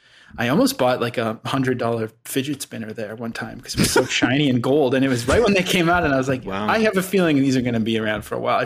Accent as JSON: {"language": "English", "town": "Vancouver", "region": "British Columbia", "country": "Canada", "tie": "born or raised there", "said": "I grew up in Vancouver"}